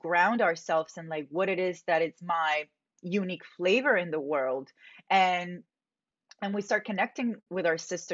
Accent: Medellín, Antioquia, Colombia; I grew up in Medellin, Colombia.

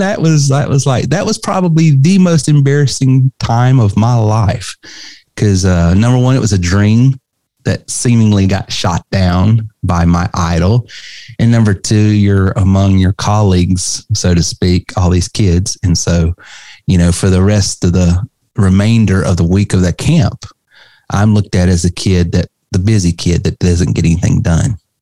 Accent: North Carolina, United States; growing up in the Carolinas, North Carolina specifically

